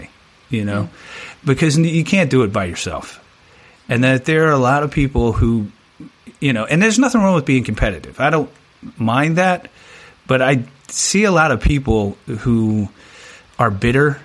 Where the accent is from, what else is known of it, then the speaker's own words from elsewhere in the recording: Annapolis, Maryland, United States; I'm from Annapolis, Maryland, right? So I'm from the DC, Baltimore area.